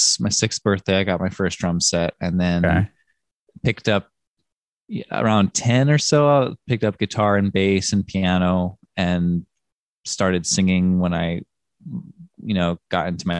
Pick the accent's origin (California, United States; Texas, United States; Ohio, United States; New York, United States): New York, United States; New York City; Greenwich Village in Manhattan.